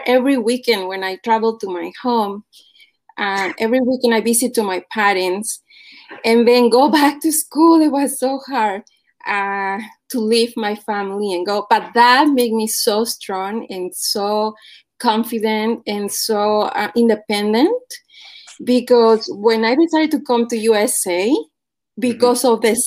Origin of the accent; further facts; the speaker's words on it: Puebla, Mexico; moved away; I am from Mexico, from Puebla specifically.